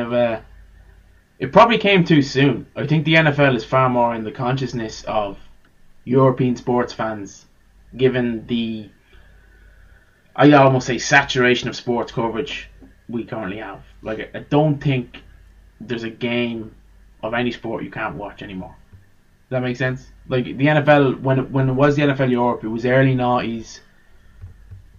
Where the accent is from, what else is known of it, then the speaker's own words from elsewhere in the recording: Ireland; I'm an Irishman